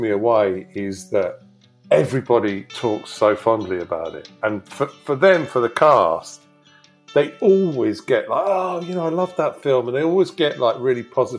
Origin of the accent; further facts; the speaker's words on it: the South, United States; growing up in the South, you know, those areas have, sure, they've changed.